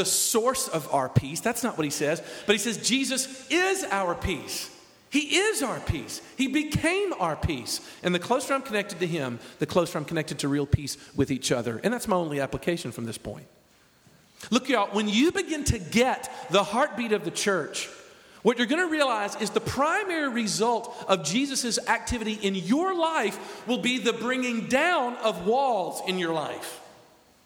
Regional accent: the South, United States; I'm a Southerner

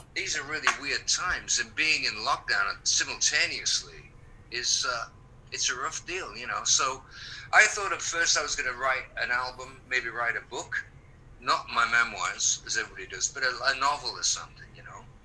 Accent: England, United Kingdom; moved away as an adult; also born or lived in East Coast, United States; now in California, United States; I'm being British, being English. I mean, I was raised with the rain and the fog and the wind and the seasons changing

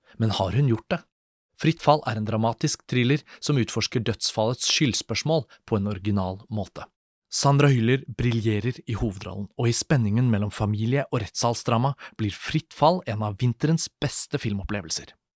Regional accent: Norway; jeg er norsk

